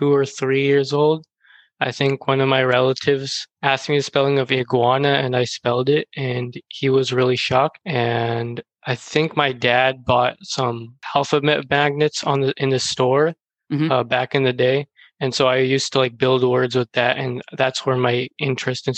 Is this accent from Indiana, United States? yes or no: no; Texas, United States; I'm from Texas